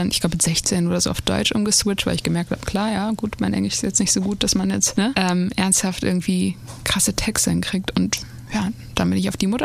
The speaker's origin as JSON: {"language": "German", "town": "Nador", "region": "Oriental", "country": "Morocco", "said": "ich komme ja aus Nador. Das ist äh, eine Küstenstadt im Norden von Marokko gegenüber von Spanien."}